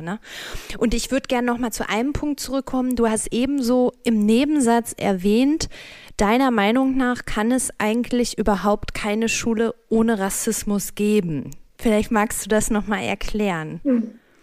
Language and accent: German; North Rhine-Westphalia, Germany; moved away; ich schicke liebe Grüße in meine Heimat Nordrhein-Westfalen